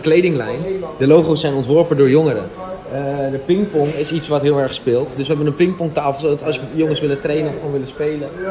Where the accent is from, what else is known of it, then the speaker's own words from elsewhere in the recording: Amsterdam, North Holland, Netherlands; Ik ben geboren in Amsterdam als drieling